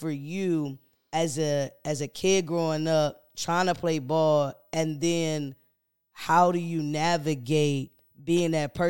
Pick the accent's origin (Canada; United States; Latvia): United States; Elizabeth City, North Carolina; so growing up in Elizabeth City, it's a small town.